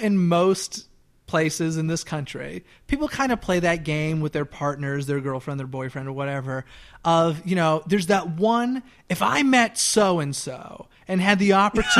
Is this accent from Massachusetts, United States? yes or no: yes; Boston, Massachusetts, United States; I'm from Boston, Massachusetts.